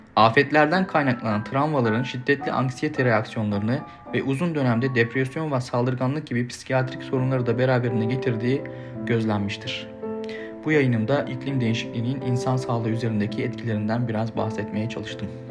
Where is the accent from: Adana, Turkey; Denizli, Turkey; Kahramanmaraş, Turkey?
Denizli, Turkey; now in Istanbul, Turkey; Denizlili biri olarak, İstanbul'da yaşayan biri olarak